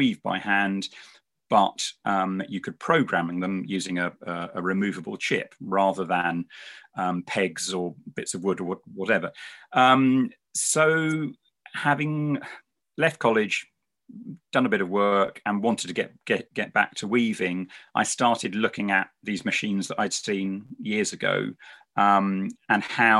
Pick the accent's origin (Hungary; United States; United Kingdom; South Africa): United Kingdom; London; moved away as an adult; also born or lived in Farnham; now in Devon, United Kingdom; I was born in London